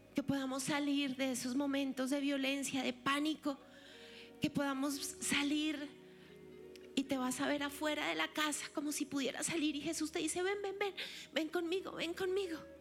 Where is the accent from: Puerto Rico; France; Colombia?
Colombia; nos envuelve como colombianos, Señor, como latinos